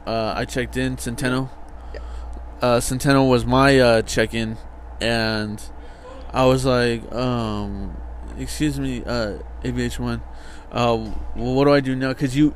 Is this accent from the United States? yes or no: yes; California, United States; I'm from California